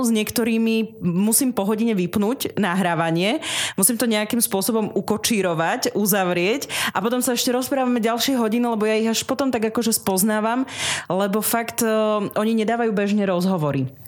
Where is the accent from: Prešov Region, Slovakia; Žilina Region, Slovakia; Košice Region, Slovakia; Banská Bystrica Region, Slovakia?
Prešov Region, Slovakia; Pichne; ja pochádzam z rusínskej obce Pichne, to sú tie Pichne, je to okres Snina, asi 6 kilometrov od Sniny, východné Slovensko pri ukrajinských hraniciach